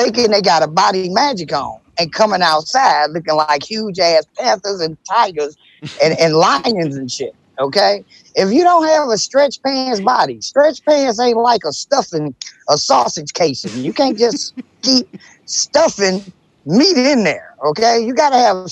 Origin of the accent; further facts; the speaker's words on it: Detroit, Michigan, United States; I love my city